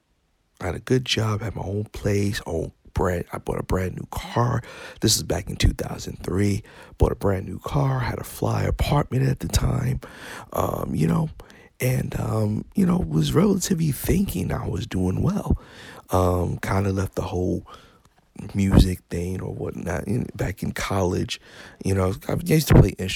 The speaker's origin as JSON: {"language": "English", "town": "New York City", "region": "New York", "country": "United States", "tie": "born or raised there", "moved": "as an adult", "lives_now": "Florida, United States", "said": "I was raised in Bronx, New York."}